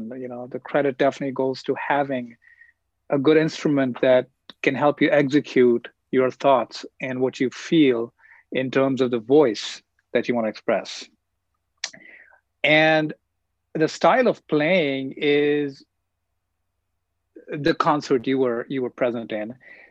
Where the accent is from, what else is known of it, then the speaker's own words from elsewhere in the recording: New Delhi, Delhi, India; now in Queens, United States; So I grew up in New Delhi, India. And then I grew up in Queens, New York.